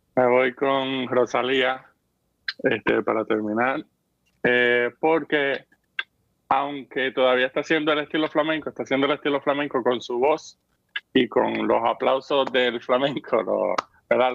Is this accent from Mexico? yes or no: no; Vega Baja, Puerto Rico; en Vega Baja, de donde yo soy